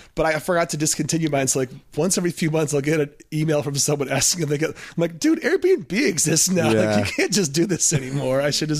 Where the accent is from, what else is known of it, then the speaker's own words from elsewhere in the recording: Ann Arbor, Michigan, United States; I grew up in the town where Domino's started and where the headquarters are, so I didn't know that The Noid was a creation of some like advertising company in my hometown of Ann Arbor, Michigan.